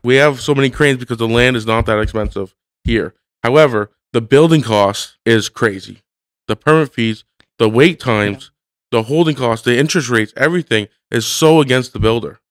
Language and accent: English; Hamilton, Ontario, Canada; I live in Hamilton